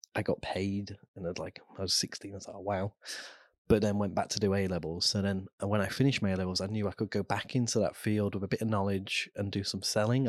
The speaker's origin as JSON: {"language": "English", "town": "Immingham", "region": "East Midlands", "country": "United Kingdom", "tie": "born or raised there", "also_born_or_lived": "Cheshire", "said": "we moved as a family when I was five there, so, and then I grew up in, in Lincolnshire"}